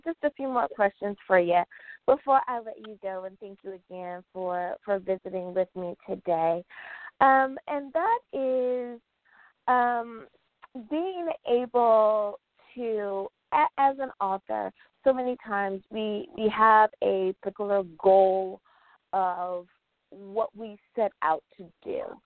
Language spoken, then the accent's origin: English; United States; my home country, and that is the United States of America